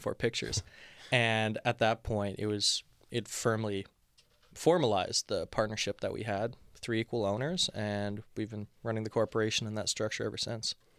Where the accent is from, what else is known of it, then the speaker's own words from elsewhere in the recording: Montreal, Quebec, Canada; now in Toronto, Canada; I'm from Montreal originally